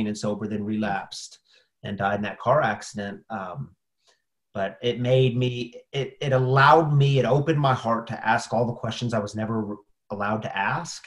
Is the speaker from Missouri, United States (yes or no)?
yes; St. Louis and Lake of the Ozarks, Missouri, United States; also born or lived in Springfield, Missouri; I grew up in some in St. Louis and then some in Lake of the Ozarks